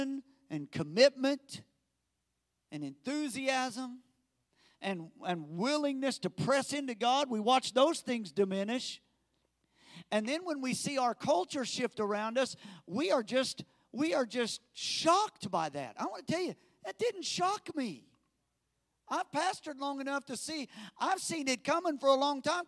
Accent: United States; as American Christians

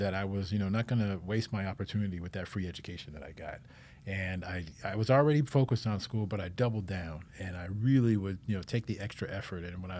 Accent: Sacramento, California, United States; So I'm originally from Sacramento, California, and grew up out there. My dad was in the Air Force, spent 29 years in the Air Force.

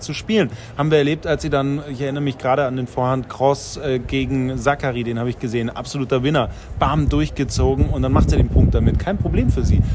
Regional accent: Bavaria, Germany; aufgewachsen in Bayern.

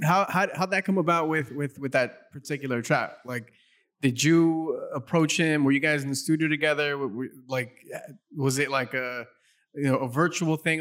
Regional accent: South Gate, California, United States; I grew up in Southgate, which is a neighboring city

